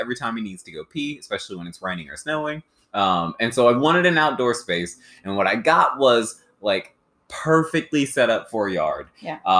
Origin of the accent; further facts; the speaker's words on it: Dayton, Ohio, United States; moved away as an adult; also born or lived in Columbus, Ohio / Carlisle / Bronx, New York; now in New York, United States; I'm originally from Dayton, Ohio, where there's, you know, space and, like, green space. And my growing up experience was, like, having a yard to manage